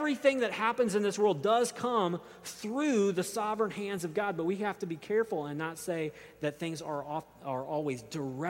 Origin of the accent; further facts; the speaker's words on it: United States; as modern American readers